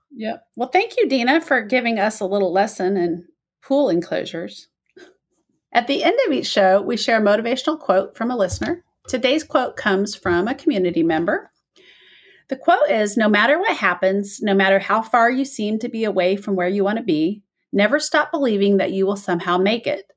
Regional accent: Midwest, United States; accent: Midwest; moved away; this is my Midwest accent

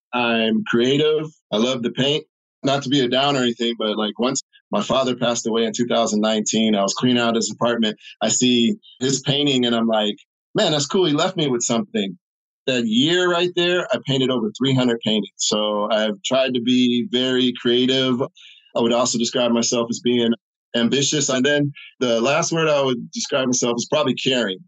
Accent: St. Louis, Missouri, United States; I am from the Midwest, St. Louis, Missouri

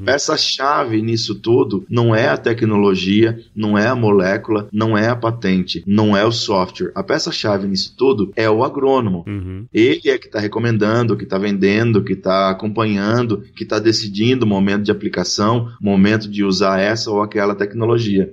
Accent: São Luís do Paraitinga, São Paulo, Brazil; accent: caipira; do interior de São Paulo, uma cidadezinha chamada São Luís do Paraitinga

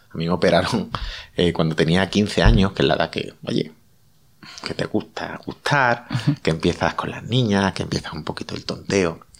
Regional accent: Seville, Andalusia, Spain; Yo que soy de Sevilla

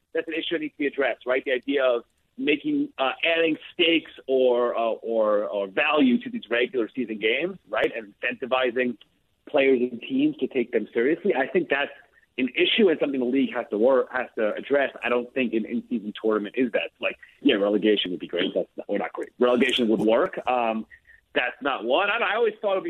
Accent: New York, United States; I live in New York, I grew up in New York

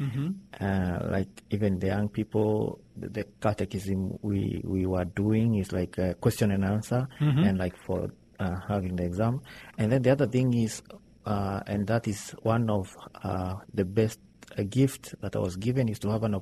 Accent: Kenya; English is a second language; Let me say I was happy, and I thank God to give me a good family where I was born. Somehow, let me say, a middle class.

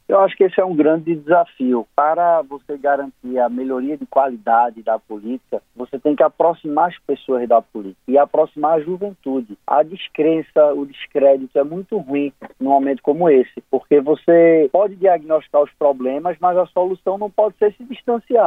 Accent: Northeast Region, Brazil; Como bom nordestino

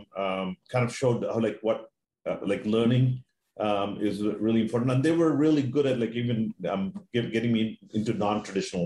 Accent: Maine, United States; moved away as an adult; also born or lived in Seattle; I grew up in Maine.

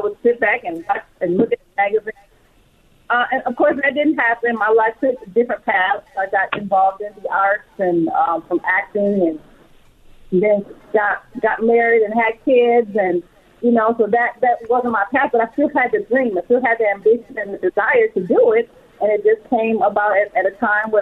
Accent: Flint, Michigan, United States; moved away as an adult; now in California, United States; I grew up in Flint, Michigan.

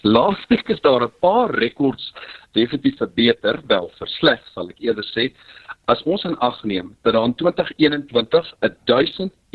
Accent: South Africa; as Suid-Afrikaners

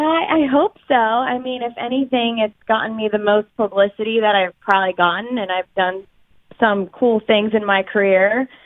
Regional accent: Pittsburgh, Pennsylvania, United States; people found out that I was from Pittsburgh

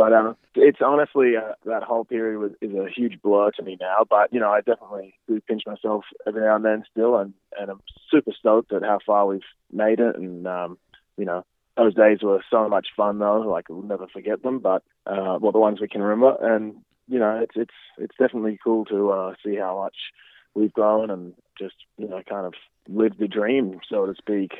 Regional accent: Gympie, Queensland, Australia; moved away as an adult; also born or lived in Brisbane / Melbourne; now in Toronto, Canada; Yeah, I just moved to Toronto. So I was in Melbourne for about 8 years after I moved from Brisbane. So yeah, I really only lived in Brisbane for about, probably 7 years after I moved home from Gympie.

